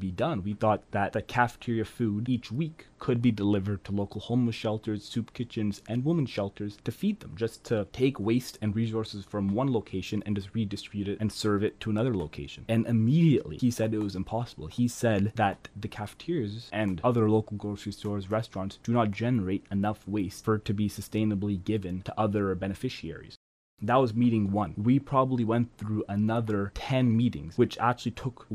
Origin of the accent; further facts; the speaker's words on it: Ottawa, Ontario, Canada; I'm from Ottawa, and we don't see these things all the time. living in a suburb